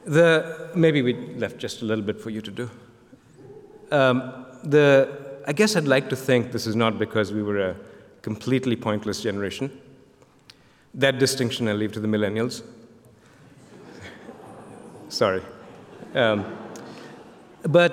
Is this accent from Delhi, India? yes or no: no; Kolkata, West Bengal, India; moved away as an adult; I came as a kid from Calcutta